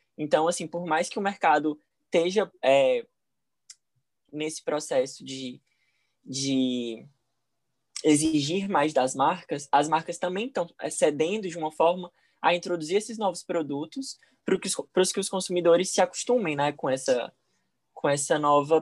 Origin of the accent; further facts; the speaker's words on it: Fortaleza, Ceará, Brazil; sou de Fortaleza, Ceará